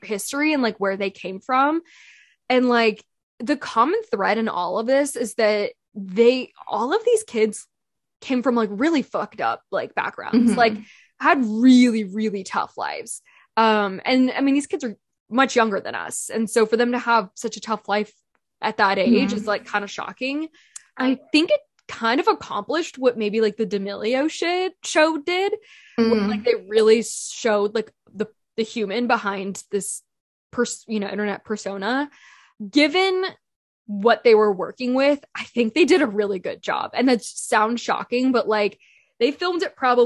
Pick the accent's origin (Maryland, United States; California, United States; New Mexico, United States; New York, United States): California, United States; Bay Area; growing up in the Bay Area